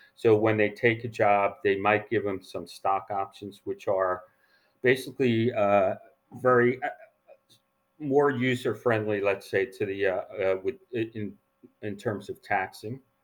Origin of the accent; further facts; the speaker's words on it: northeastern New Jersey, United States; moved away as an adult; also born or lived in New Rochelle, New York / New York; now in San Francisco, United States; I was born in New Rochelle, New York, and then, um, mo, uh, I grew up in New Jersey, northeastern New Jersey.